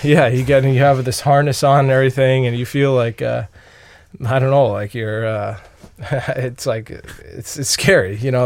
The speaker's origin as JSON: {"language": "English", "area": "Long Island", "region": "New York", "country": "United States", "tie": "born or raised there", "moved": "as an adult", "said": "I grew up on Long Island, New York, uh, to about thirty, f, like, fifty kilometers from New York City"}